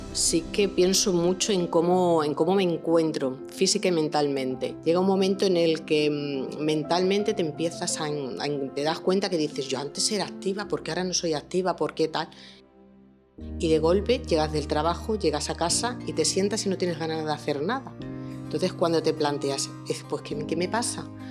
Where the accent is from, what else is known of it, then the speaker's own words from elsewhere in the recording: Barcelona, Catalonia, Spain; moved away as an adult; now in Badajoz, Spain; Yo vengo de Barcelona, yo no nací en Extremadura, nací en Barcelona, estudié allí y me trasladé a los 28 años